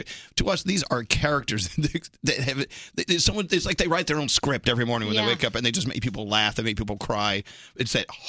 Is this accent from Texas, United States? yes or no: yes; Texas, United States; now in New York, United States; because I'm from Texas originally, and when I moved to New York, I had to learn all about the Italian-American culture and the Jewish culture